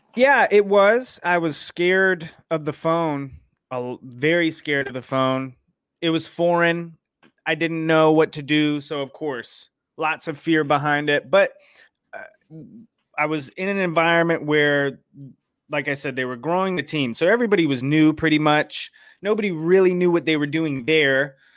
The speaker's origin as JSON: {"language": "English", "town": "Raleigh", "region": "North Carolina", "country": "United States", "tie": "born or raised there", "said": "I grew up in Raleigh, North Carolina, uh, which is where I still live."}